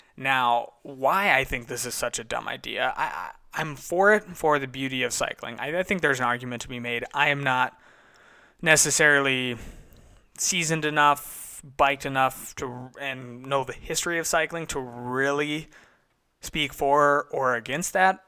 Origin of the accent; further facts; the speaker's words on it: United States; Being an American